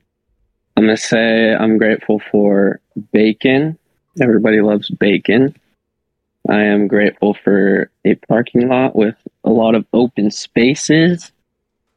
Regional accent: Santa Cruz, California, United States; I'm 21 years old, born and raised in Santa Cruz, California

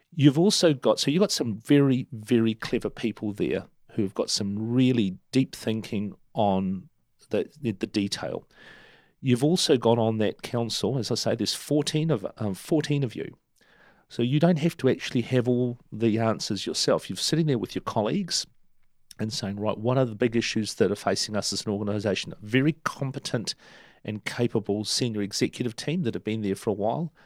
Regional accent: Turangi, Waikato, New Zealand; also born or lived in Argentina; now in Hamilton, New Zealand; Turangi, um, in the central North Island Plateau, my hometown

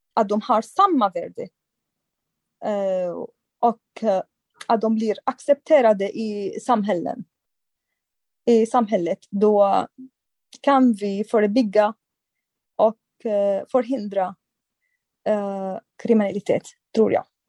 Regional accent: Syria; Swedish is a second language; moved away as an adult; also born or lived in Turkey; now in Sweden; jag kommer från samma land, eh, samma länder

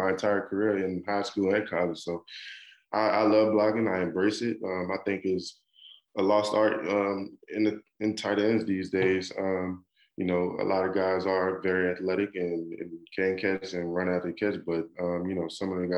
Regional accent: New Orleans, Louisiana, United States; I'm from New Orleans

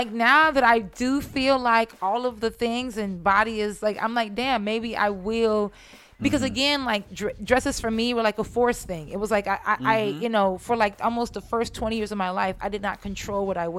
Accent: San Jose, California, United States; originally from San Jose, California. So the Bay Area.

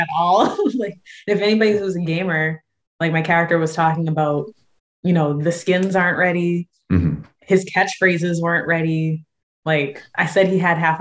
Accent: San Diego, California, United States; I'm from San Diego.

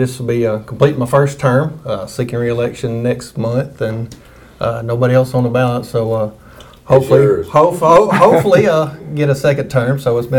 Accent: Fairview, United States; raised in Fairview. It was funny, I was thinking last night, I have been raised and lived within an 8-mile radius of Fairview, so I ain't went far.

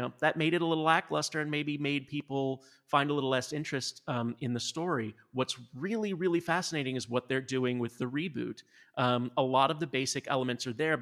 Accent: the South, United States; as a Southerner

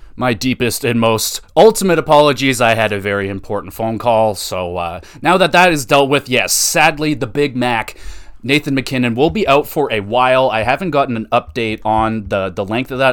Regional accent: Oshawa, Ontario, Canada; I grew up in Oshawa

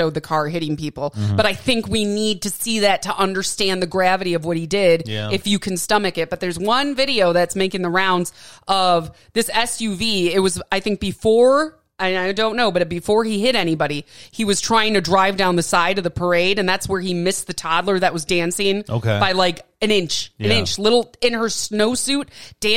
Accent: Wisconsin, United States; now in Arizona, United States; I love my home state, and I love the people there. And I miss it every day

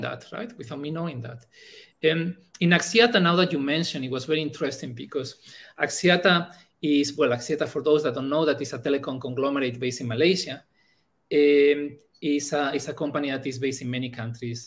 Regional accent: Bilbao, Basque Country, Spain; first language Spanish; English is a second language; moved away as an adult; also born or lived in Germany; now in Thailand; I studied telecom engineering uh, in my hometown in Bilbao

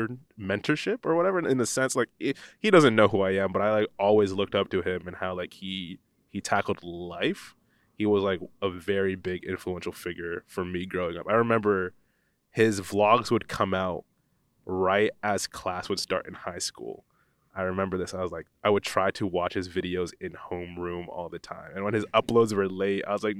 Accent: Pennsylvania, United States; where I grew up in the United States, I grew up in a small town in northeast Pennsylvania, and there was no photography program.

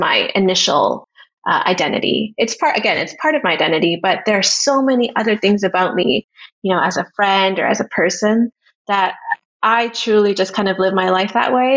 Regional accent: Canada; moved away; I grew up in this town in Canada that is diverse, but I think my hometown was not as diverse as other places I've lived.

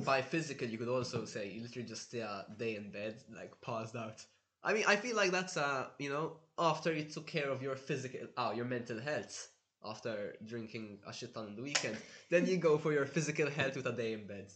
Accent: Malta; moved away as an adult; now in Budapest, Hungary; I'm from Malta

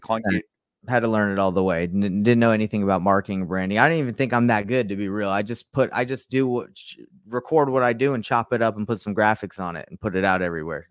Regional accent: Utah, United States; I'm from Utah

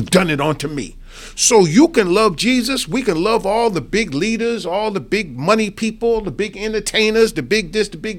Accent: New York, United States; now in Houston, United States; I'm originally from New York

